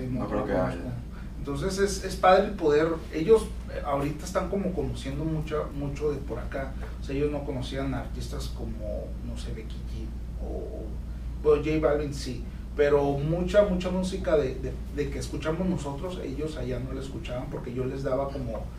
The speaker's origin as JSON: {"language": "Spanish", "country": "Mexico", "said": "Más que nada, yo siendo mexicano, este, pues mucha gente en México escucha el regional mexicano"}